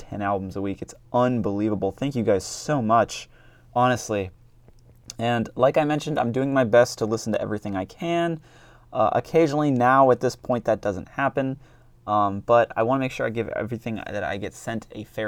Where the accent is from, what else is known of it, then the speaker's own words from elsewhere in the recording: Northeast, United States; I'm from the Northeast.